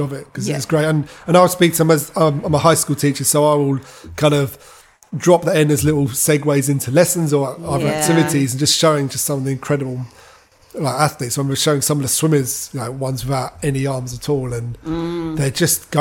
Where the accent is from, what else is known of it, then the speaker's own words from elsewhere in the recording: England, United Kingdom; now in Whangarei, New Zealand; I'm quite British